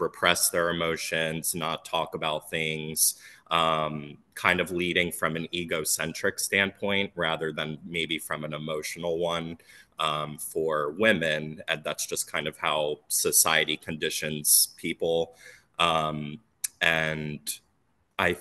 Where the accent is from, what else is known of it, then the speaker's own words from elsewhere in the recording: Phoenixville, Pennsylvania, United States; I grew up in Sunwood Farms in Phoenixville, Pennsylvania